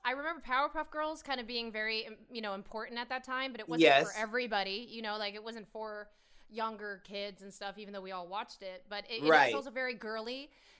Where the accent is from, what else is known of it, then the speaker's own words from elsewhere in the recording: Hollywood, California, United States; Growing up in Hollywood is a trip, and it was actually weird, fun.